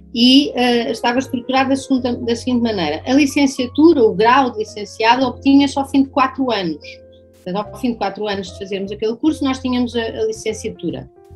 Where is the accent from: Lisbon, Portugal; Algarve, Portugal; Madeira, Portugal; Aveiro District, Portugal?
Algarve, Portugal; Loulé; eu cresci aqui no Algarve, numa cidadezinha pequena chamada Lolé